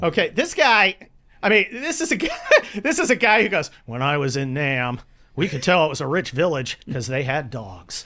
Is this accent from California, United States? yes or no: yes; California, United States; also born or lived in Cincinnati, Ohio / San Mateo, California; I'm a California kid. I grew up in the California of Ronald Reagan